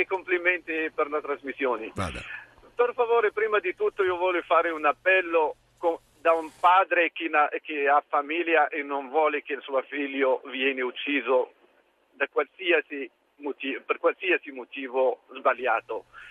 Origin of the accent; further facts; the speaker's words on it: Morocco; moved away; Sono marocchino.